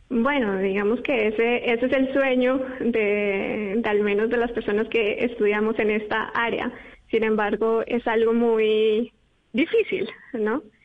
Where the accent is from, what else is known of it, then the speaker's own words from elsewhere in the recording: Bogotá, Colombia; moved away as an adult; also born or lived in Europe; soy del Colegio INAM de Kennedy y allí estuve en un grupo de astronomía